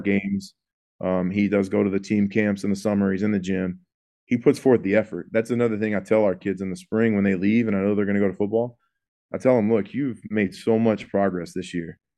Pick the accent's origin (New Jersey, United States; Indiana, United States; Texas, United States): Texas, United States; Houston; I'm from the Houston area